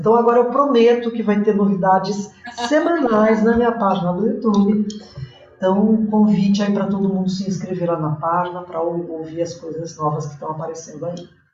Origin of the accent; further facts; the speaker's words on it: Campinas, São Paulo, Brazil; Eu sou de Campinas